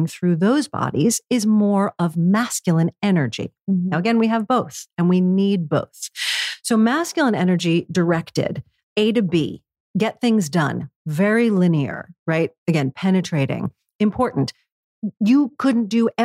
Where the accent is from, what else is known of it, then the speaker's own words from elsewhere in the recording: New York City, New York, United States; New York City, again, my hometown